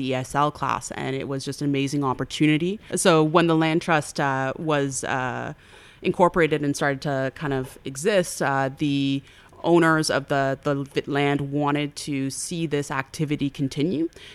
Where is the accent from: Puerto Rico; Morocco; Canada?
Canada; Toronto, Ontario; I now live in Parkdale. But I grew up in the Roncesvalles area